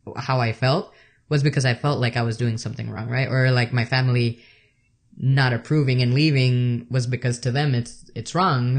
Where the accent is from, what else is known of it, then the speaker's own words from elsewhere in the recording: El Salvador; moved away; I'm from El Salvador